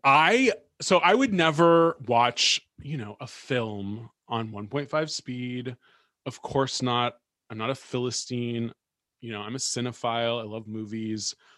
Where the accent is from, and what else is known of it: Bay Area, California, United States; born or raised there; moved away